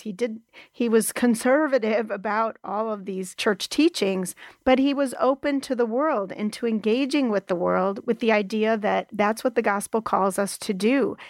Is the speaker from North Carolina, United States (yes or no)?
no; Wisconsin, United States; Madison, Wisconsin, which is in my home state